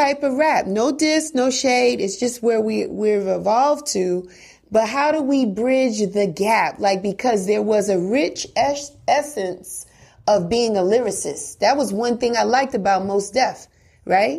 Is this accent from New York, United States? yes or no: yes; New York City, New York, United States; Born and raised in Bronx River Projects